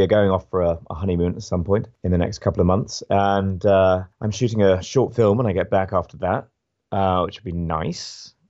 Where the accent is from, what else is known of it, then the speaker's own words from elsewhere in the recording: United Kingdom; It's funny actually, as a Brit, and I'd like to know actually how it's gone down here.